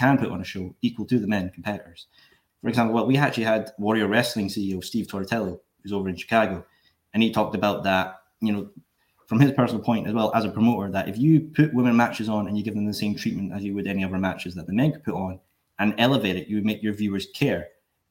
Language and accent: English; Scotland, United Kingdom; we're Scottish